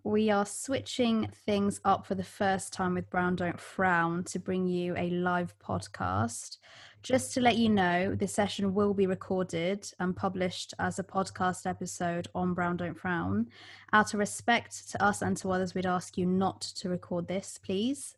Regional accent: London, United Kingdom; first language Bengali; English is a second language; moved away; also born or lived in Florida; having been born in East London to a typically very South Asian area

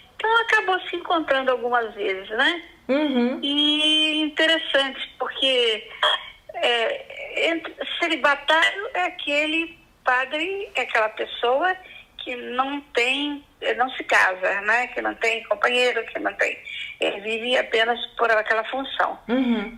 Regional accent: Recreio, Minas Gerais, Brazil; sou mineira de uma cidade chamada Recreio

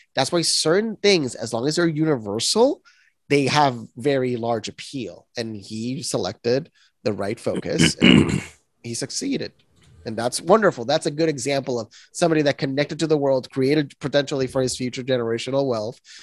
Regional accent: Puerto Rico; I'm born and raised in Puerto Rico

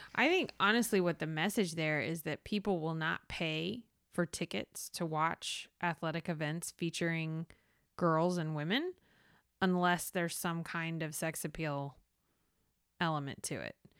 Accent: the South, United States; I'm from the South

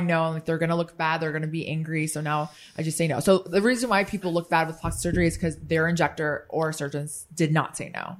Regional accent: Midwest, United States; now in Washington, D.C., United States; I grew up in the Midwest, so for me, I talk to everyone

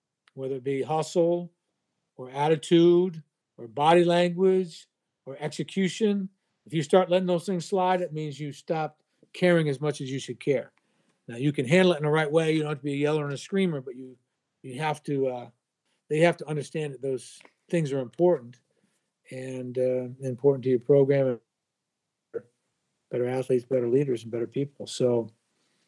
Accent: Vermont, United States; now in Greenville, South Carolina, United States; I'm originally from Vermont

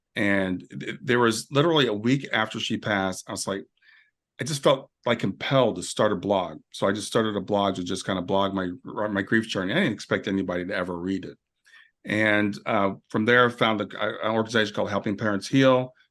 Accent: Columbus, Ohio, United States; also born or lived in Kentucky; now in Cincinnati, United States; I grew up in Columbus, but I'm in Cincinnati now.

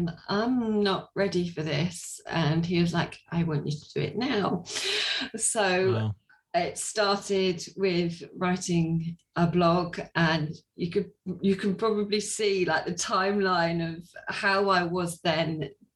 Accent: Sussex, South East England, United Kingdom; I am from Sussex in England. I was born in Sussex. I'm still in Sussex.

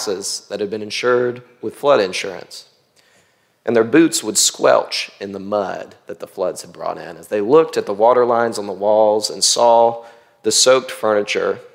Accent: Mississippi Gulf Coast, United States; moved away; In 2005, I was 12 years old, and Hurricane Katrina made landfall in my hometown on the Mississippi Gulf Coast

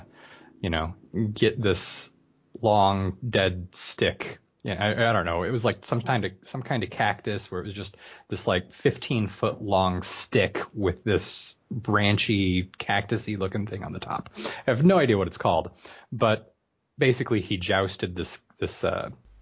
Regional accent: Washington, United States; I live in Washington, or I'm from Washington

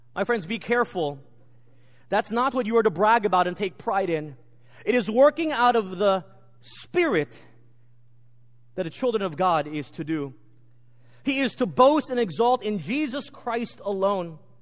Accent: Texas, United States; Growing up in Texas, I'm a proud Texan

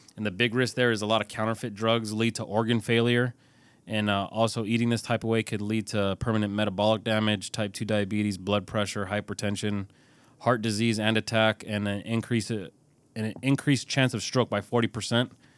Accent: California, United States; I'm from California

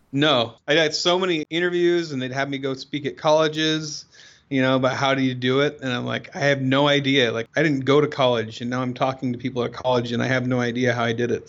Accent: Oregon, United States; I'm from Oregon.

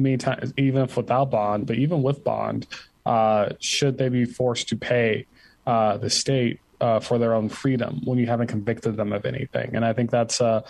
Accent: Ann Arbor, Michigan, United States; I'm just from Ann Arbor, Michigan.

